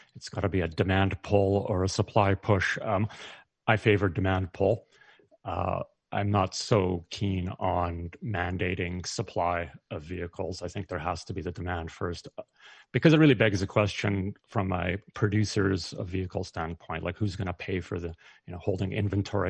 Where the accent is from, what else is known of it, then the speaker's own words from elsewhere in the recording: Canada; as a Canadian